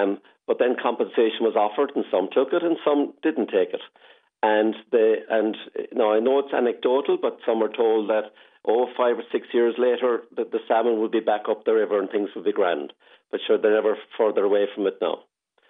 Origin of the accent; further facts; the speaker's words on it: Corbally, Munster, Ireland; moved away; I came out here from Corbally in 1978 to join these lovely people. And I loved Corbally, but I loved the country as well.